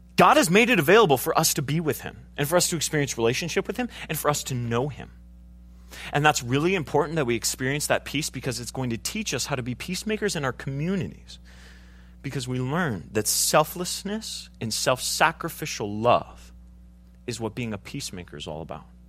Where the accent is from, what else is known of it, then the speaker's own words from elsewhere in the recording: United States; I'm an American